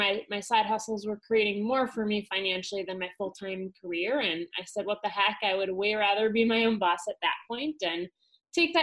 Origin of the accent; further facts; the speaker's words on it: Wisconsin, United States; I'm from Wisconsin originally. So I'm a Wisconsin girl